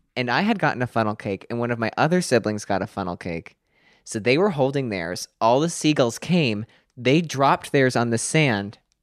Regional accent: Pennsylvania, United States; I'm nine and from Pennsylvania

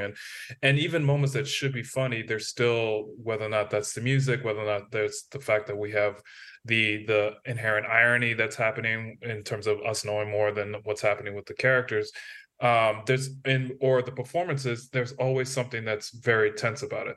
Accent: United States; as an American

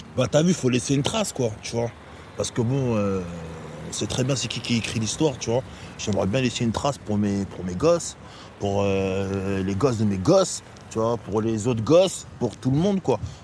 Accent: Les Sanqueuses, Île-de-France, France; c'est les Sanqueuses, t'as vu, c'est là où j'ai grandi

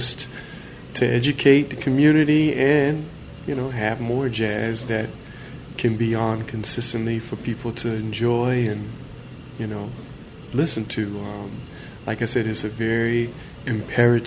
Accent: Ohio, United States; now in Central Valley, California, United States; growing up in the Midwest, in the state of Ohio, home of funk

